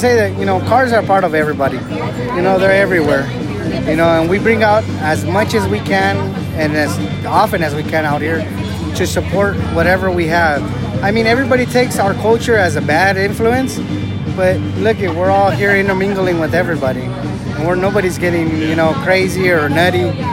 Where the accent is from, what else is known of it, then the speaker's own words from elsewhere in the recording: Los Angeles, California, United States; I grew up in Reseda all my life